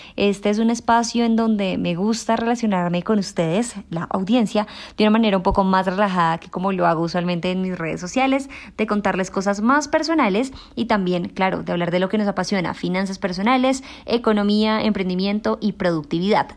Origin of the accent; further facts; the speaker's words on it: Colombia; yo soy una joven colombiana